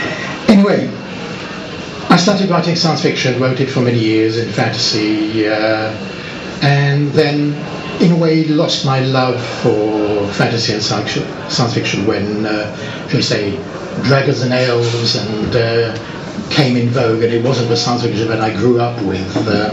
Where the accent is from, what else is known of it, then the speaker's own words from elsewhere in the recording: France; now in Barnet, United Kingdom; I was brought up in France, as my parents set up business there, and I lived in France, and actually have never been to school in England